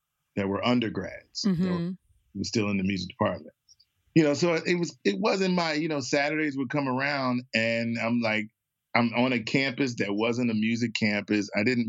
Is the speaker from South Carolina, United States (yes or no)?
no; Trenton, New Jersey, United States; if you call some of my friends that I grew up with in Trenton, they all would say, I remember you banging on the piano.